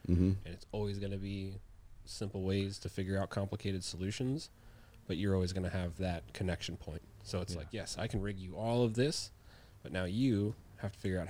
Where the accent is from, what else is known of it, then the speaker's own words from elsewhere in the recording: Washington, United States; moved away; I grew up in Washington, and I grew up on a sailboat in the ocean.